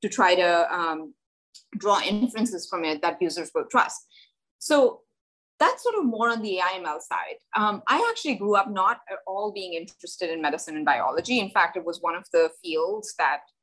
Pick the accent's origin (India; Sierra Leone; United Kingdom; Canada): India; moved away; I grew up in India. I grew up in a tiny place in India.